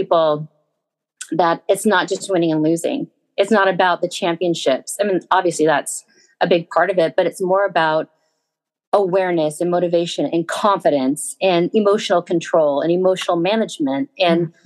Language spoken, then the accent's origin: English; Southern California, United States; Grew up in Southern California